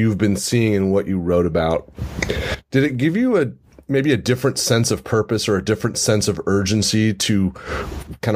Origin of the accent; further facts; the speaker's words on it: California, United States; also born or lived in San Diego, California / Houston, Texas; I'm back in my hometown. I lived in San Diego before this for 13 years. Wow. You know, California's been home for most of my life, so I identify very strongly with California